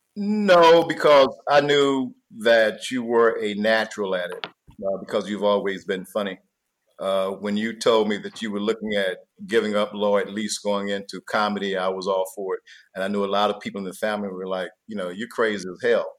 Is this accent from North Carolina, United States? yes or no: yes; North Carolina, United States; I'm from North Carolina